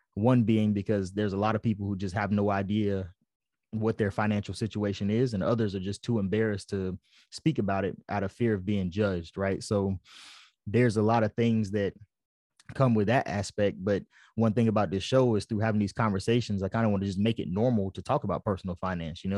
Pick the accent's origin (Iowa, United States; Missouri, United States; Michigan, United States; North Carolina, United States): North Carolina, United States; Fayetteville; moved away as an adult; also born or lived in Japan; I'm from Fayetteville, North Carolina